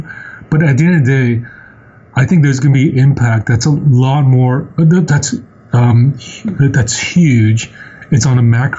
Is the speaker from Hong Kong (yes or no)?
yes; Hong Kong; Even though I'm Chinese by descent, I'm from Hong Kong.